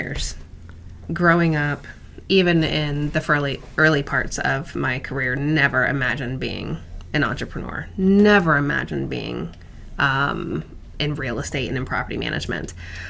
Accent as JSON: {"language": "English", "region": "Virginia", "country": "United States", "tie": "born or raised there", "said": "I am an Army brat, so I grew up on military bases throughout the country. But we settled in Northern Virginia, and once my dad retired and we settled up here, just never felt the need to leave."}